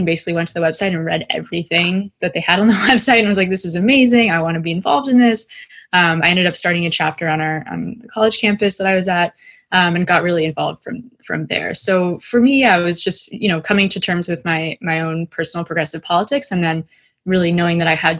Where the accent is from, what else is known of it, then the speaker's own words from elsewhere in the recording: United States; also born or lived in California / Dallas, Texas; I grew up in California, in Dallas, Texas.